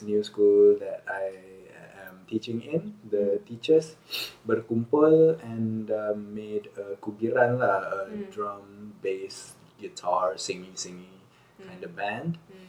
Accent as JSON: {"language": "English", "region": "Connecticut", "country": "United States", "lives_now": "Montana, United States", "said": "That's why I have etiquette, because I'm from Connecticut."}